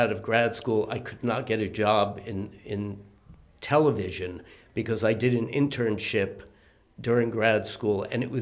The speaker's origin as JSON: {"language": "English", "town": "Daytona Beach", "region": "Florida", "country": "United States", "tie": "born or raised there", "also_born_or_lived": "Brooklyn, New York", "moved": "as an adult", "lives_now": "New York, United States"}